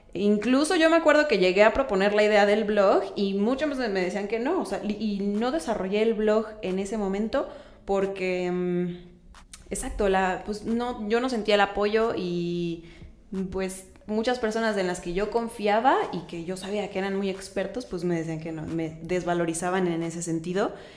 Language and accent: Spanish; Querétaro, Mexico; yo soy queretana, queretana